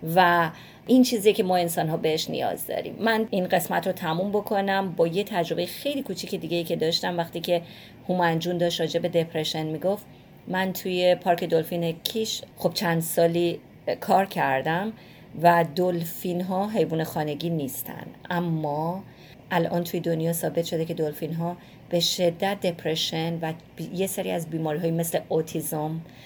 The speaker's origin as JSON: {"language": "Persian", "country": "Iran", "tie": "born or raised there", "moved": "yes", "said": "همیشه با گربه بزرگ شدیم اونطوری که من یادمه خب مسلما توی ایران شاید نوع نگاه فرق بکنه اما به عنوان یه بچه"}